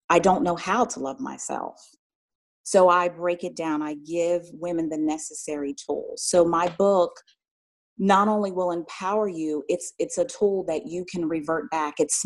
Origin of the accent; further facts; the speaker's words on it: Philadelphia, Pennsylvania, United States; moved away as an adult; now in Atlanta, United States; I'm originally from Philadelphia, Pennsylvania